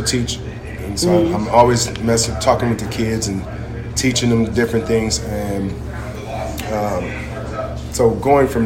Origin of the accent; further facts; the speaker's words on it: Carson, California, United States; moved away as an adult; now in Murrieta, United States; I'm born and raised in Carson, California, which is near the Long Beach area